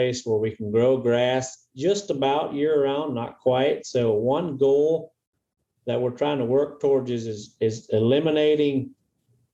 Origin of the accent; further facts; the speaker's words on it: Arkansas, United States; we're Arkansans from Arkansas